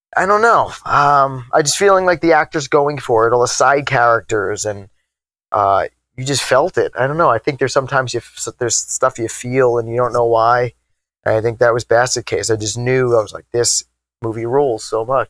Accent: Long Island, New York, United States; growing up on Long Island, the city is just a train ride away

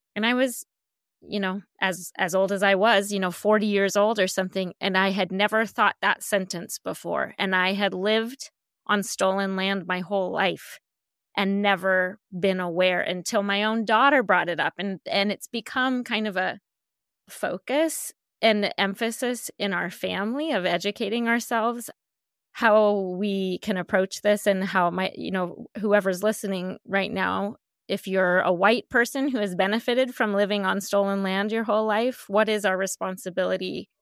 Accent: Colorado, United States; moved away as an adult; also born or lived in Northern California; I grew up in Colorado

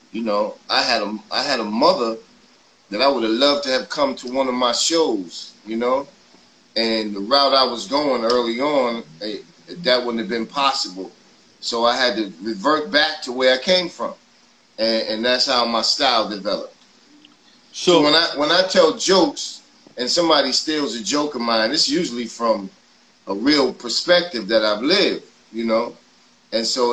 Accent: New York City, New York, United States; I grew up in Forest Projects

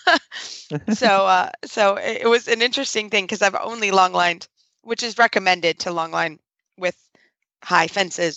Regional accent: Kentucky, United States; moved away; I'm from Kentucky.

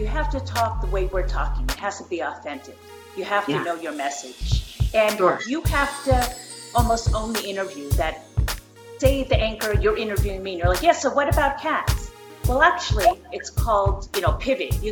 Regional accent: New York, United States; moved away as an adult; now in Las Vegas, United States; I'm from New York. I've been living here in Vegas with my family for 13 years.

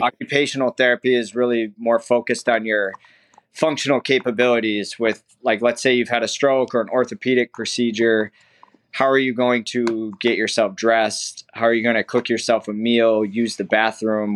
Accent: Minnesota, United States; moved away as an adult; now in Sarasota, United States; I grew up in Minnesota

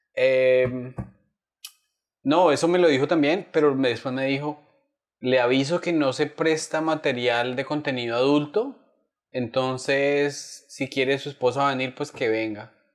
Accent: Bogotá, Colombia; also born or lived in Chitagá / Duitama; yo estudié, o sea, tú, vives en Bogotá, estudias en un colegio del norte

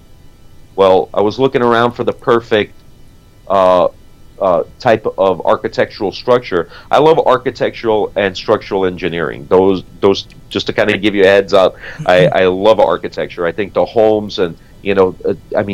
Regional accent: New York City, New York, United States; moved away; also born or lived in South Florida; growing up in New York City and living in South Florida

